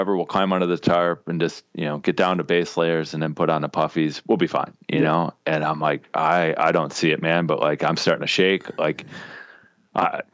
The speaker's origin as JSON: {"language": "English", "region": "Midwest", "country": "United States", "tie": "born or raised there", "said": "growing up in the Midwest"}